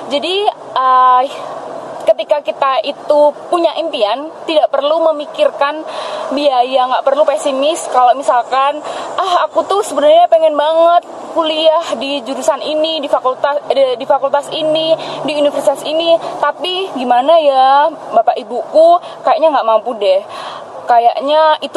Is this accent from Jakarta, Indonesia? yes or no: no; Klaten, Central Java, Indonesia; prodinya pendidikan bahasa Indonesia dan aku berasal dari Klaten